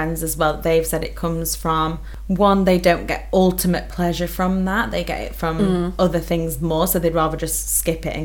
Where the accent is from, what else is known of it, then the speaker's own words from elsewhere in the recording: United Kingdom; accent: northern; I'm a northerner